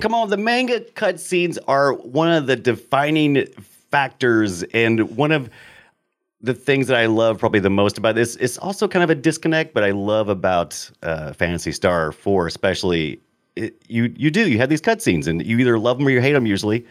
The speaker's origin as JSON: {"language": "English", "country": "United States", "said": "I'm an American"}